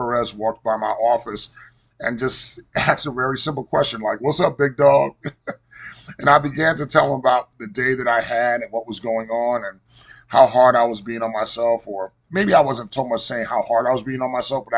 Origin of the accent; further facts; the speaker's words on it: New York City, New York, United States; Janine and I grew up together in Cambria Heights, Queens, New York, and we attended Sacred Heart Elementary School together.